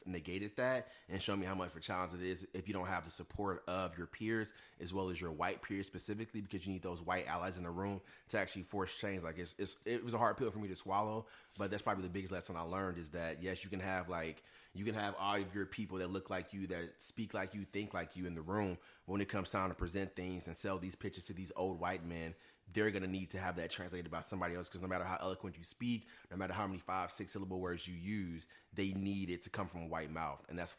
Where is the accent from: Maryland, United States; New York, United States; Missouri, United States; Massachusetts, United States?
Missouri, United States; Ferguson; moved away as an adult; now in Chicago, United States; I'm originally from St. Louis, Missouri, specifically a small town by the name of Hashtag Ferguson. Born and raised.